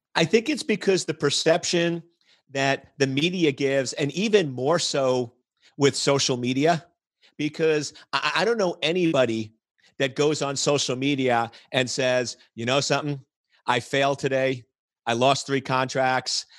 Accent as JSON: {"language": "English", "region": "New York", "country": "United States", "tie": "born or raised there", "moved": "yes", "lives_now": "Washington, D.C., United States", "said": "I was born and raised in New York"}